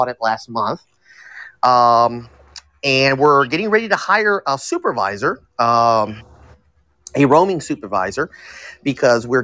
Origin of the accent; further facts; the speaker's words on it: Tampa, Florida, United States; I was born here in Tampa. I'm a Tampa native.